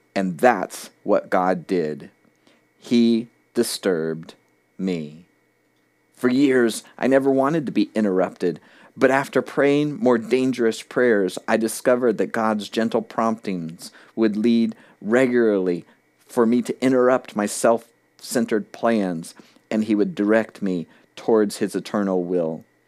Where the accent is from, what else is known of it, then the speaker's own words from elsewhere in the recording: South Florida, United States; moved away as an adult; now in New Hampshire, United States; I'd been born and raised in South Florida